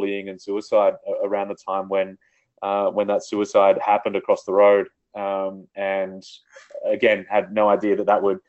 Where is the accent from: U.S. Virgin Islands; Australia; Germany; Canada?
Australia; I grew up in outback Australia.